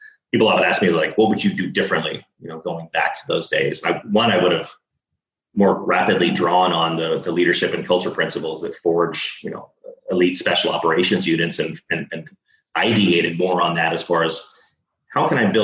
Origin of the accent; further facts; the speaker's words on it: Dallas, Texas, United States; now in San Diego, United States; I'm from Texas. I'm from Dallas